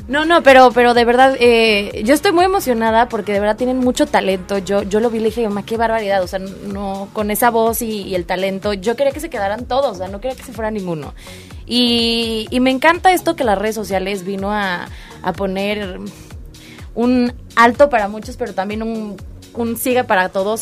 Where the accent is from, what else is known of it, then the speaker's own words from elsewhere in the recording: Cuernavaca, Morelos, Mexico; soy de aquí de Cuernavaca, Morelos